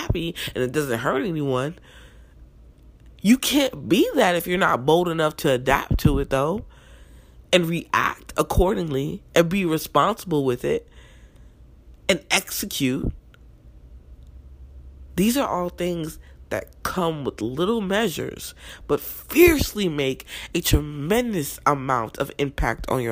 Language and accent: English; New Jersey, United States; also born or lived in Newark, New Jersey; Even though I was born in North Jersey, most of my life I was raised in South Jersey.